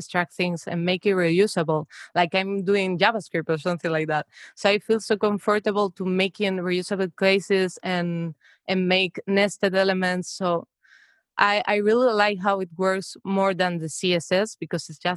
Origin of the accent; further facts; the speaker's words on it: Spain; moved away as an adult; now in Amsterdam, Netherlands; I'm from Spain, but now I'm living in the Netherlands.